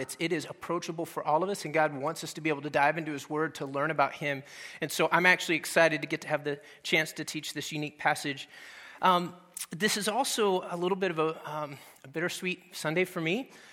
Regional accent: Dallas, Texas, United States; moved away; I'm originally from Texas, and we kinda grew up out in the country a little bit, uh, on the north side of Dallas

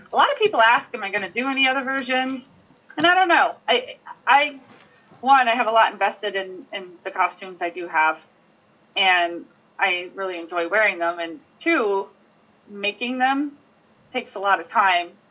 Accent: New Jersey, United States; moved away as an adult; now in New Hampshire, United States; am from South Jersey. Okay, I moved to New Hampshire like 10 years ago, and I live in the middle of nowhere in New Hampshire now

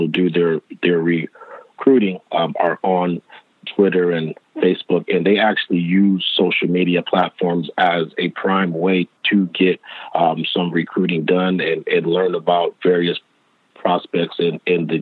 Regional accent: Los Angeles, California, United States; being born and raised in Los Angeles, I'm a West Coast guy

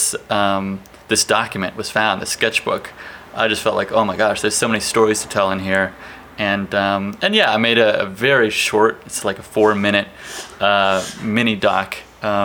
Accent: Towson, Maryland, United States; moved away; also born or lived in Emeryville/Oakland, California; From the East Coast. From just north of Baltimore, Maryland

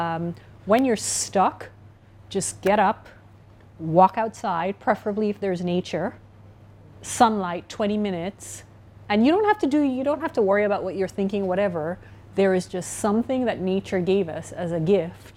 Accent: Trinidad & Tobago; I'm from the Caribbean, Trinidad and Tobago.

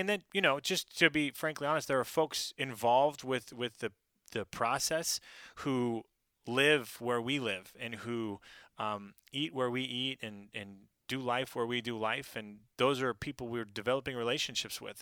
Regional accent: Oregon, United States; moved away as an adult; also born or lived in Pacific Northwest; now in South Carolina, United States; I grew up in Oregon

